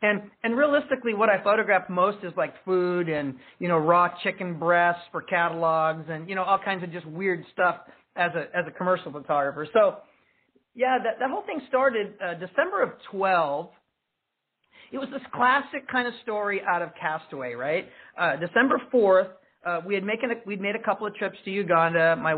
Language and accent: English; Eugene, Oregon, United States; I was born here in Oregon, or in Eugene, Sacred Heart Hospital. I couldn't remember the floor, but I grew up in the Santa Clara area before it was developed.